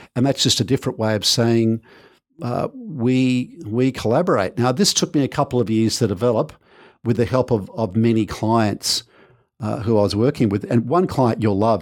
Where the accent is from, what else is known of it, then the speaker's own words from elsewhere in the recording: Manly, New South Wales, Australia; also born or lived in United Kingdom; I was born in Manly Hospital.